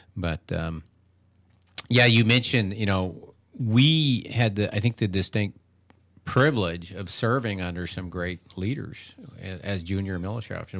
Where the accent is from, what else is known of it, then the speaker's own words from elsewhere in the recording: Seattle, Washington, United States; moved away as an adult; now in Wilmington, United States; I grew up out in the Seattle area